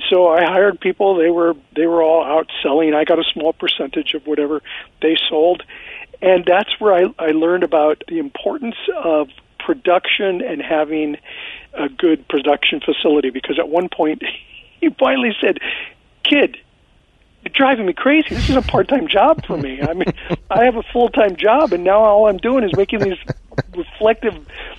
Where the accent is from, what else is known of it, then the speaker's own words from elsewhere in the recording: Azusa, California, United States; also born or lived in Pittsburgh, Pennsylvania / South Central Los Angeles; I lived in South Central for about a year. I grew up in the Azusa area. I grew up in a really, you know, kind of low-income, working-class family.